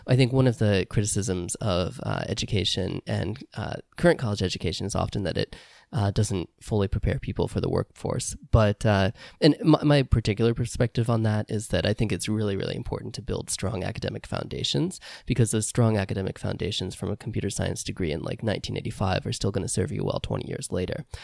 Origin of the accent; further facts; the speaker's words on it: Indiana, United States; moved away; I grew up in Indiana